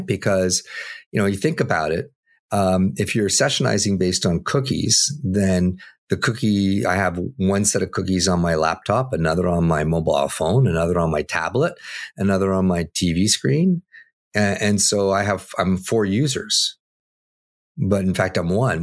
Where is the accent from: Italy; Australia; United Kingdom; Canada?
Canada; I'm Canadian